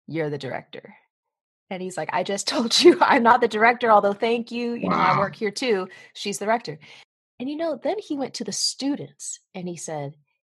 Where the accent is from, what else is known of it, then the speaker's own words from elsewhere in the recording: Lawrenceville, Georgia, United States; moved away as an adult; also born or lived in Bloomington, Indiana; When I was growing up outside of Atlanta